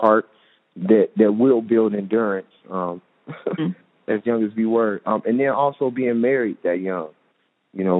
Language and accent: English; Chicago, Illinois, United States; now in Phoenix, United States; we're from Chicago